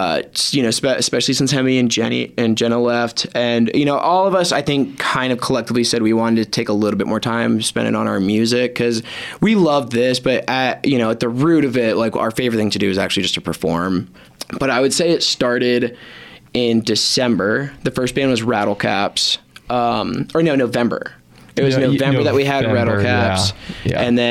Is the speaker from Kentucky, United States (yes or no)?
no; Virginia Beach, Virginia, United States; now in Colorado, United States; I'm from Virginia Beach originally